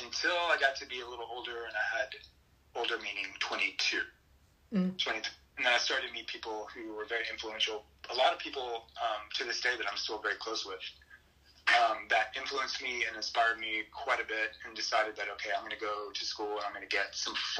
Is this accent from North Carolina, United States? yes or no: no; Luckenbach, Texas, United States; also born or lived in Saginaw, Michigan; And I'm from Texas. I grew up outside of Austin in Hill Country near Luckenbach